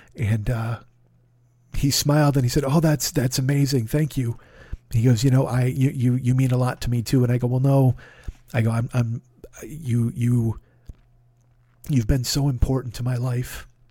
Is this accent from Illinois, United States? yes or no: yes; Chicago, Illinois, United States; I was from Chicago